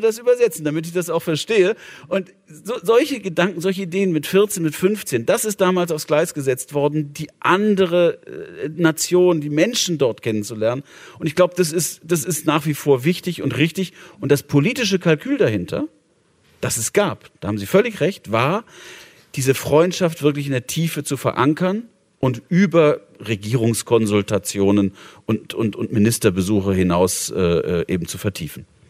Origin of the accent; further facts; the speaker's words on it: Bonn, North Rhine-Westphalia, Germany; meiner Heimatstadt, Bonn